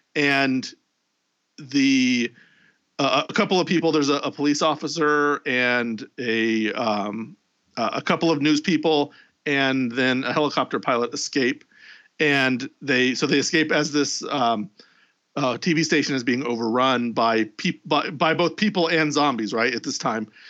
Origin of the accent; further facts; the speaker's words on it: Indianapolis, Indiana, United States; my hometown of Indianapolis